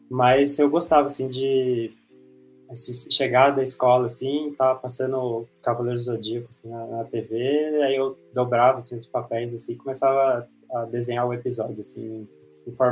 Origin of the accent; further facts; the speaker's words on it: São Paulo, Brazil; sou de São Paulo